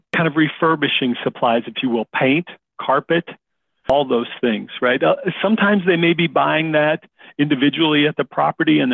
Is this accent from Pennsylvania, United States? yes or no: no; South Dakota, United States; I grew up in South Dakota in a rural area, and I love the country.